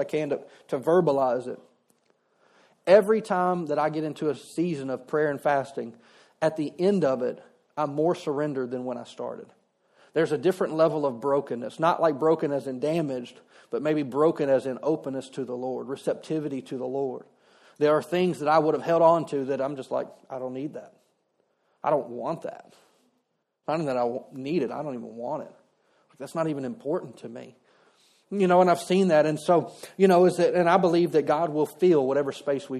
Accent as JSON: {"language": "English", "region": "Louisiana", "country": "United States", "said": "I'm from Louisiana"}